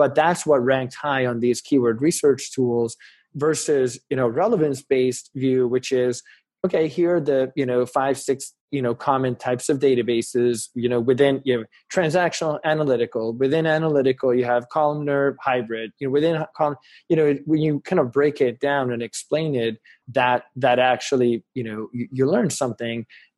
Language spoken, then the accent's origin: English; Hungary; English is a second language; now in United States; we came from Hungary, which was a, you know, post-Soviet country where they didn't have consumer education nearly as much as in the US.